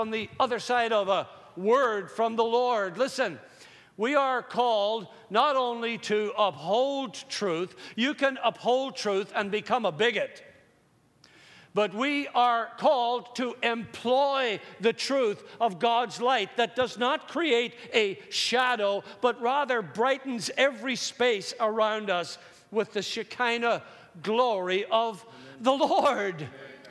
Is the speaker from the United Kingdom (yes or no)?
yes; Northern Ireland, United Kingdom; Growing up in Northern Ireland